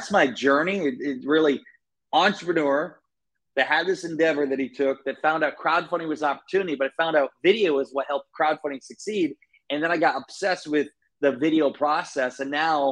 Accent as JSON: {"language": "English", "region": "Iowa", "country": "United States", "tie": "born or raised there", "said": "I grew up in Iowa"}